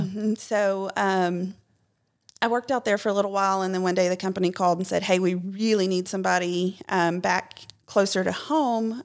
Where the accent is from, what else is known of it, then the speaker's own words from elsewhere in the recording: Clarksville, Tennessee, United States; I'm from Clarksville